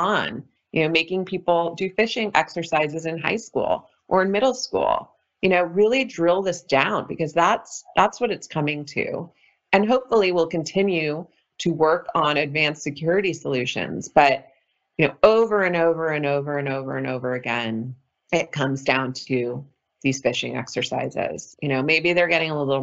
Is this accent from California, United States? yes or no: yes; California, United States; growing up in California